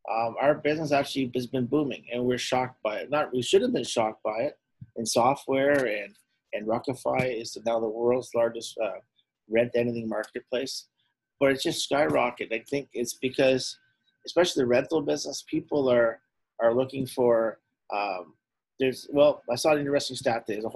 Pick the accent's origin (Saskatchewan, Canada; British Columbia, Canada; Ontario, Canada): Ontario, Canada; Ottawa; I grew up poor in Herongate.